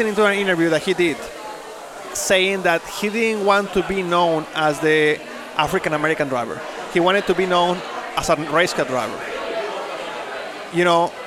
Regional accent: Mexico; English is a second language; moved away as an adult; now in United States; I was born and raised in Mexico. I didn't learn English.

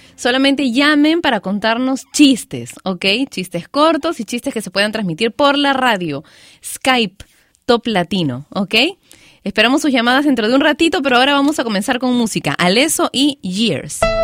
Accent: Peru; mi país, Perú

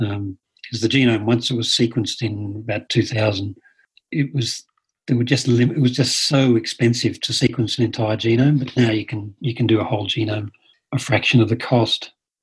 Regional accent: Sydney, New South Wales, Australia; Well, you see, in Australia, in Sydney, I grew up in Sydney, and there's Polynesian members of the church all around me.

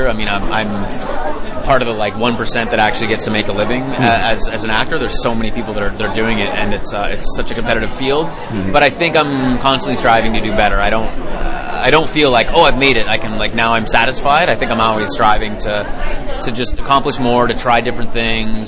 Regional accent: Canada; I grew up in Canada

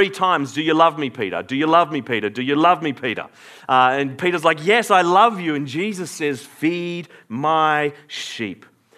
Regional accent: Australia; I am born in Australia, therefore I am Australian.

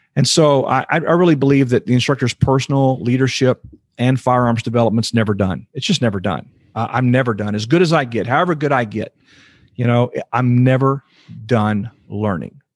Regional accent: Houston, Texas, United States; I was born and raised in Houston, Texas, and, uh, been in Texas my whole life

